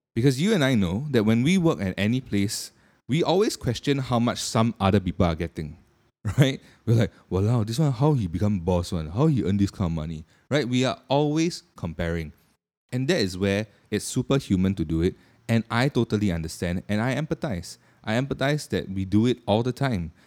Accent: Singapore; being a Singaporean myself

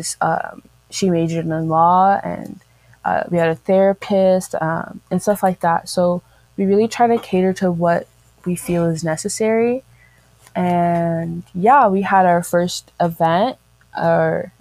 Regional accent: San Diego, California, United States; I'm from San Diego, California.

